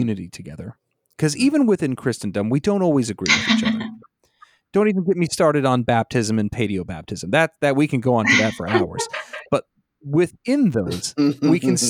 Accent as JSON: {"language": "English", "region": "Illinois", "country": "United States", "tie": "born or raised there", "moved": "yes", "said": "I grew up in Illinois"}